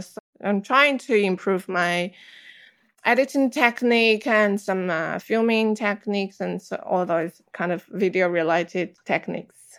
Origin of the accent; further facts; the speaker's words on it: China; moved away; I grew up in China